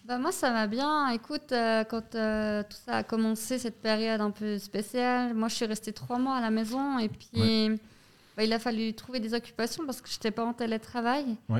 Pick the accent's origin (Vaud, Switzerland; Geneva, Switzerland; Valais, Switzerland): Vaud, Switzerland; Yverdon-les-Bains; je viens d'Iverdon